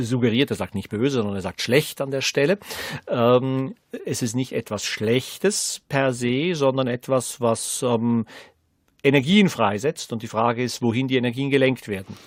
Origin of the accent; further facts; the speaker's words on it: Switzerland; Als ähm, Schweizer Gymnasiast